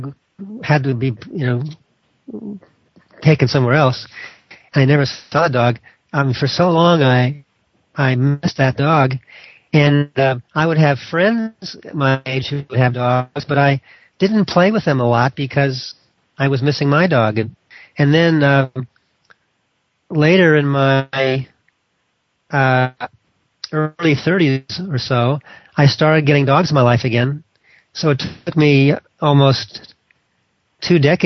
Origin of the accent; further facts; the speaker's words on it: Los Angeles, California, United States; I grew up in Hollywood, California